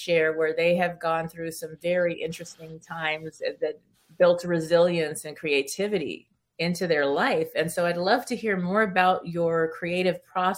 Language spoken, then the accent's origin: English; California, United States; first language Spanish; English is a second language; I grew up in California, and Hollywood was like my backyard.